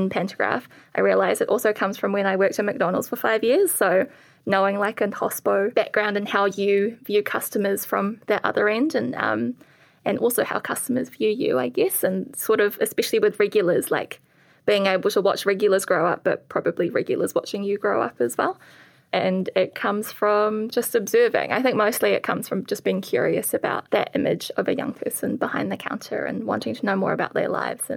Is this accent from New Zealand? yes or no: yes; New Zealand; born or raised there; accent: Kiwi